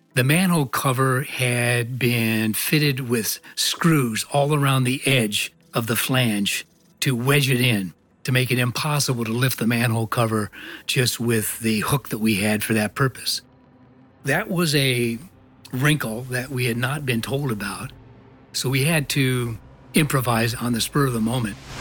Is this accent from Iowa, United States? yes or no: yes; Iowa, United States; moved away as an adult; I was born in Iowa, in a small town. I was raised there